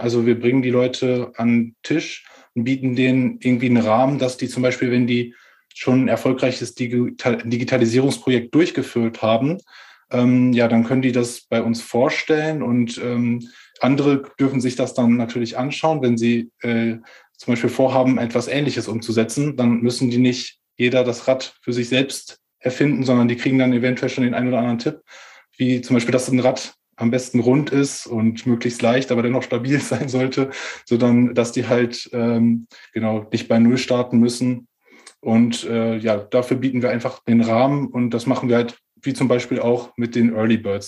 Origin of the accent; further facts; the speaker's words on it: Ahaus, North Rhine-Westphalia, Germany; also born or lived in Magdeburg; ich komme äh, ursprünglich aus Ahaus, das ist im Münsterland